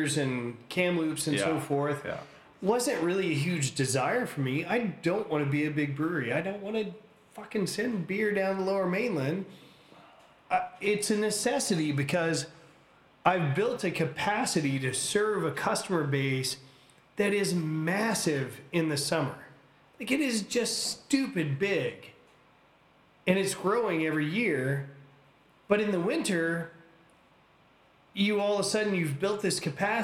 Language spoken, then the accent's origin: English; United States; now in Canada